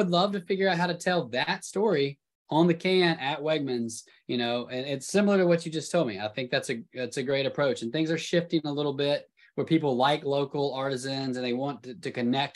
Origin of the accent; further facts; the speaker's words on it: the South, United States; I'm from the South